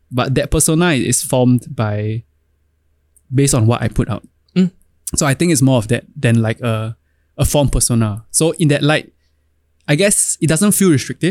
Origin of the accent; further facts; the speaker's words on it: Singapore; As Singaporean sons do.